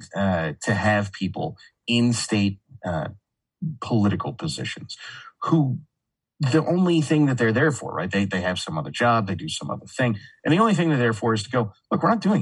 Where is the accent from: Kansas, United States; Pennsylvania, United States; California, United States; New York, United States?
California, United States; now in Texas, United States; I grew up in California and I grew up, like, I was born in the 80s.